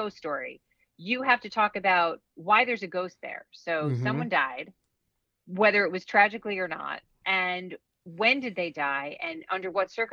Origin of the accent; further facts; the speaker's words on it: Long Island, New York, United States; I grew up in New York State. I grew up on Long Island.